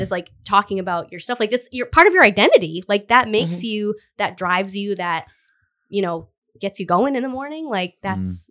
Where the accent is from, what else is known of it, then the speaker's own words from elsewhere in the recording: Cumberland, Rhode Island, United States; I grew up in Cumberland